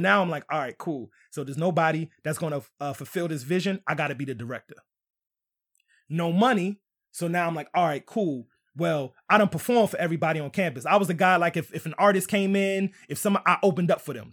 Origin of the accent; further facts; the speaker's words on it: New York City, New York, United States; moved away; also born or lived in Southern Maryland; I was coming from Southern Maryland by way of New York